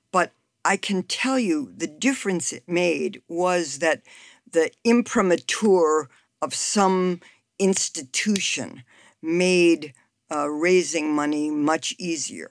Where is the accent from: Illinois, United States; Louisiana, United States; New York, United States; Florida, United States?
Illinois, United States; Chicago; now in Washington, DC, United States; I'm from Chicago